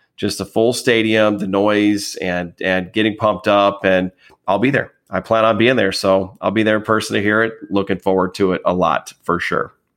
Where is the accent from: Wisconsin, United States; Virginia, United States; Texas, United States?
Wisconsin, United States; also born or lived in northern Illinois; I'm, I'm originally from there, although obviously I grew up in Wisconsin.